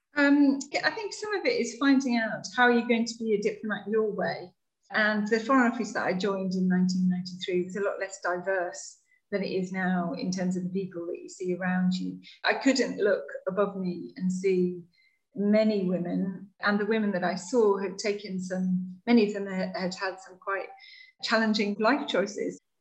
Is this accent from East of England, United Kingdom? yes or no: no; West Cumbria, North West England, United Kingdom; moved away; I grew up in West Cumbria in the north of England, so just on the edge of the Lake District, near the coast.